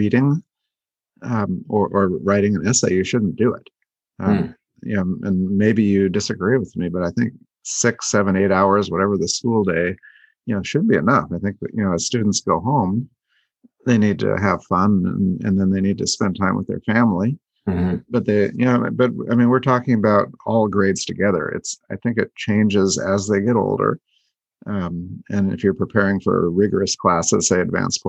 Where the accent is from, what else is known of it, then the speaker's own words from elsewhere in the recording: Oregon, United States; I grew up in Oregon